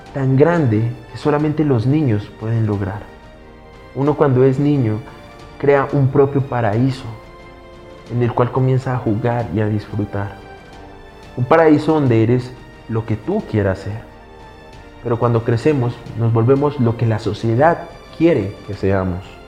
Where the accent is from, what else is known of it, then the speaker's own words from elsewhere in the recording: Colombia; somos cultura latinoamericana, somos cultura colombiana